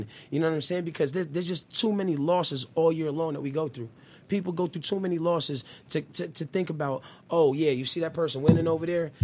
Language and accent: English; West Coast, United States; I was from the West Coast